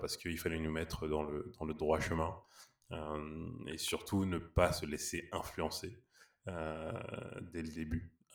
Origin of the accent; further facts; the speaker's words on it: Paris, Île-de-France, France; je suis né à Paris, originaire du Sénégal et du Mali